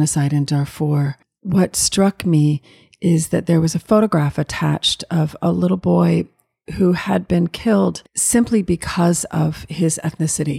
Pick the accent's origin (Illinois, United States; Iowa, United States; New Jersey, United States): Illinois, United States; Chicago; I'm from Chicago, Illinois.